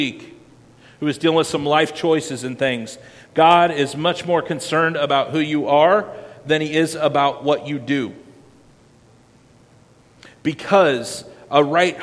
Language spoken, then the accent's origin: English; Winterset, Iowa, United States; I grew up in Madison County, Iowa, Winterset, Iowa